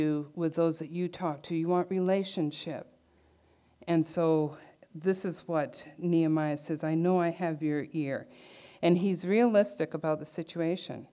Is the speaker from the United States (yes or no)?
no; Canada; you live as a Canadian citizen, and Canada, as a nation, has a relationship with God. All nations do. They're either for him or against him. And we're part of that nation